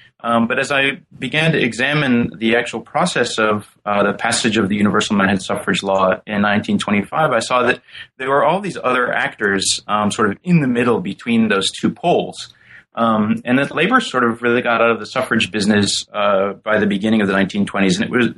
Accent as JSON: {"language": "English", "town": "St. Louis", "region": "Missouri", "country": "United States", "said": "I came from St. Louis, which at the time during the early 1980s was a city gripped by a lot of violent crime."}